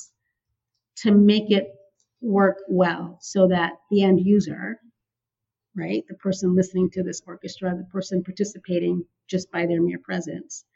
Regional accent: San Francisco, California, United States; I grew up in San Francisco

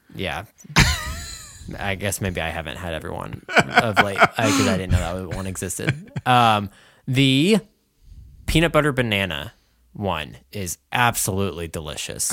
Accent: United States; I'm American and not French

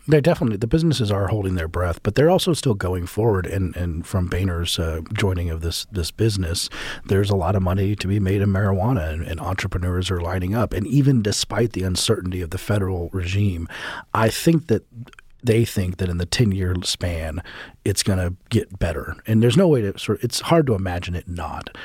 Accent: Colorado, United States; Colorado, which is my home state

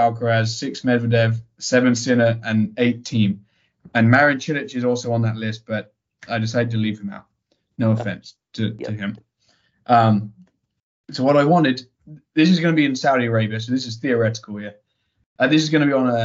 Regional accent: United Kingdom; being a Brit

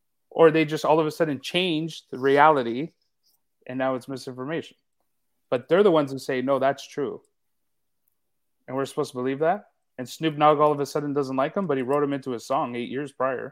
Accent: Canada; I mean, I'm Canadian.

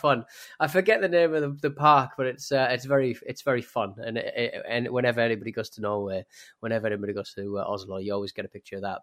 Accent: United Kingdom; British people

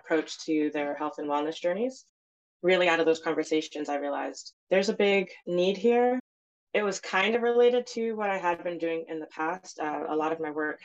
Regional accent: New York, United States; I was born and raised in New York, so I don't speak Zulu anymore

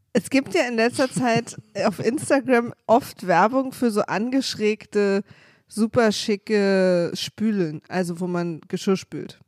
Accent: East Germany, Germany; ich bin halt Ossi, wir hatten keine Religion, das ist bei uns einfach kein Thema gewesen.

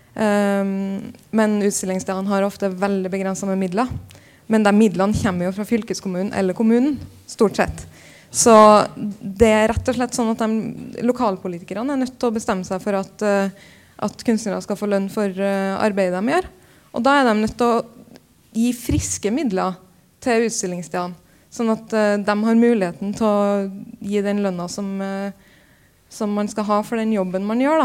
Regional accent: Trondheim, Trøndelag, Norway; moved away as an adult; also born or lived in Copenhagen; når jeg flytta fra Trondheim

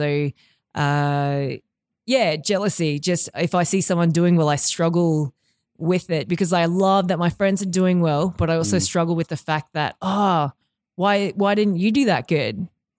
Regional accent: Mount Isa, Queensland, Australia; Well, I grew up in Northwest Queensland in Mount Isa.

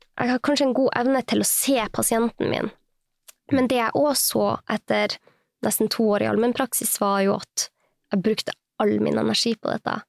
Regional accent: Sortland, Nordland, Norway; also born or lived in United States; now in Oslo, Norway; Jeg er fra Nord-Norge. Jeg er fra Sortland i Vesterålen

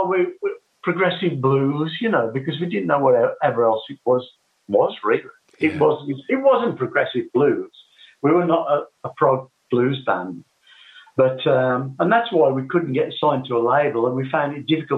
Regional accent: West Bromwich, West Midlands, United Kingdom; I grew up in West Bromwich, you know. Yep. That's where I was born.

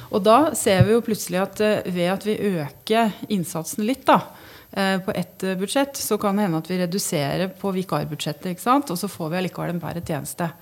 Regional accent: Hamar, Innlandet, Norway; vi er mer bevisst på vår identitet som, som havmarsing

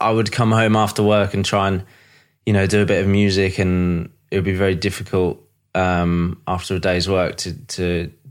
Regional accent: East of England, United Kingdom; now in London, United Kingdom; Uh, Norfolk, England.

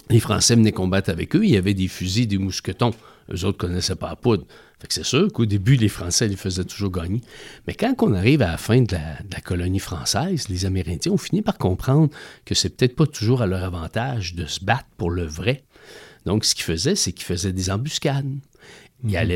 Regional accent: Quebec, Canada; Nous, ici, au Québec, au Canada

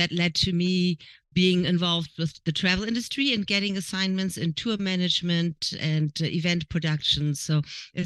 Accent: Hamburg, Germany; moved away as an adult; also born or lived in Nice, France / Luxembourg / Los Angeles, United States; now in Tulsa, United States; born and raised in Hamburg, Germany, and then finalized education in France.

